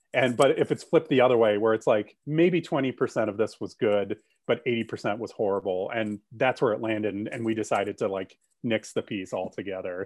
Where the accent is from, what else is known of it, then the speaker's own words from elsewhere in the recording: Grand Rapids, Michigan, United States; moved away; also born or lived in Columbus, Ohio; I grew up in Grand Rapids, Michigan, and I still have family there